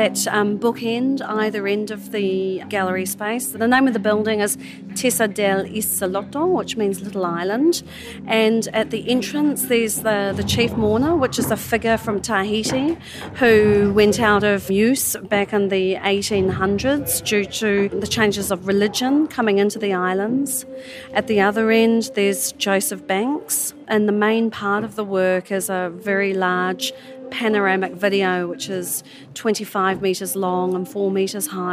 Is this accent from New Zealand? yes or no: yes; New Zealand; I hail from New Zealand